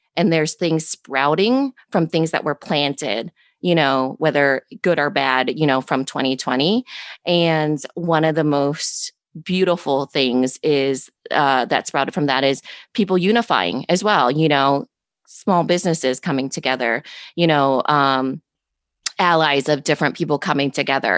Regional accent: Storm Lake, Iowa, United States; born and raised in Storm Lake, Iowa.

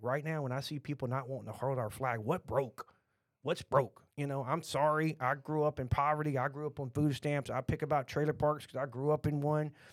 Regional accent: Texas, United States; accent: Texan; we're from Texas

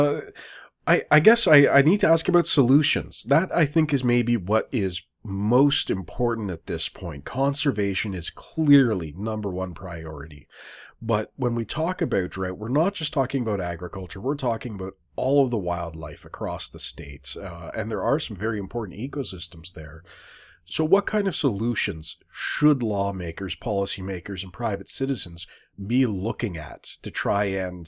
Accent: Great Lakes, Ontario, Canada; I was born and raised around the Great Lakes

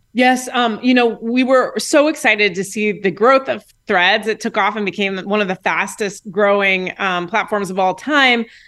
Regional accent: Indianapolis, Indiana, United States; I'm from Indianapolis, Indiana

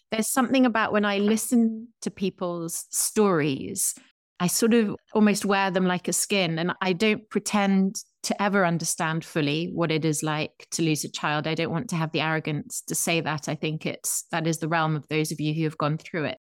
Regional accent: England, United Kingdom; I'm an English person from across the Atlantic

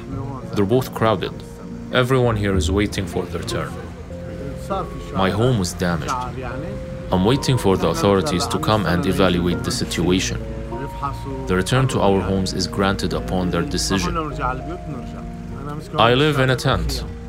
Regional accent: Syria; now in Kahramanmaraş, Turkey; I'm from Syria. Yes, I came here because of the war. I lived here for 11 years.

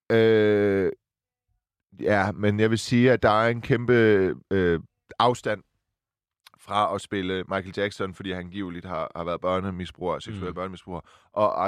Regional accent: Silkeborg, Central Denmark Region, Denmark; moved away; jeg er fra Silkeborg

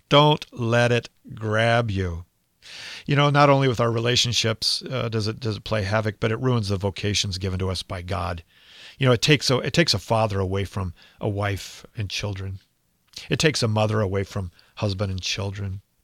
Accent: United States; I'm an American. I live in America

